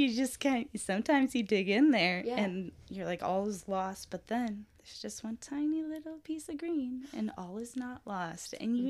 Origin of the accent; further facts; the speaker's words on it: Cumberland, Wisconsin, United States; moved away as an adult; also born or lived in Duluth, Minnesota; now in Superior, United States; I'm from Cumberland, Wisconsin, which is close to Rice Lake, north of Eau Claire.